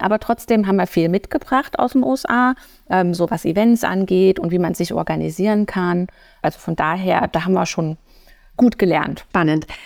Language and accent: German; Erfurt, Thuringia, Germany; moved away as an adult; also born or lived in United States / Atlanta; Ich bin ähm, ursprünglich geboren und auch aufgewachsen in Erfurt